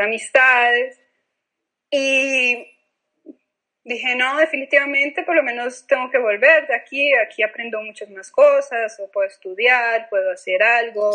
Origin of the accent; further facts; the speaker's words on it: Colombia; moved away; yo vengo de un país violento